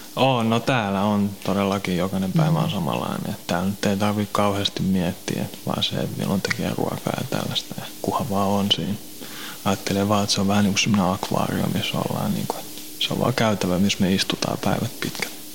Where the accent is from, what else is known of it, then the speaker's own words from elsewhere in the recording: Helsinki, Uusimaa, Finland; also born or lived in Kirkkonummi / Pornainen; mä oon Helsingistä kotoisin.